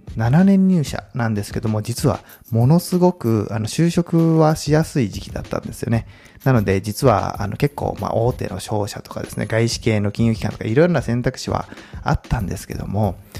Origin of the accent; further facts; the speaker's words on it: Komaki, Aichi, Japan; moved away as an adult; also born or lived in Tokyo; もともと、あの、出身は愛知県です。まあ、小牧というですね、まあ、結構田舎なんですけども、名古屋のいわゆるベッドタウンですね。まあそこで高校までいまして